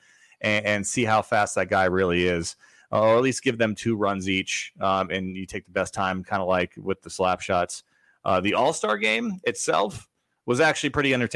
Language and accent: English; Florida, United States; that's my home state